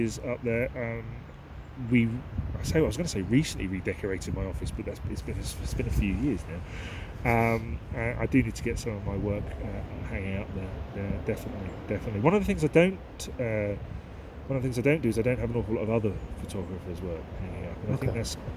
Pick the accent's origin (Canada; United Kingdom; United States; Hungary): United Kingdom; Aylesbury, South East England; also born or lived in Marsworth; I was brought up in this area. I come from Aylesbury, and there are some reservoirs in near Marsworth, which is where I grew up as a child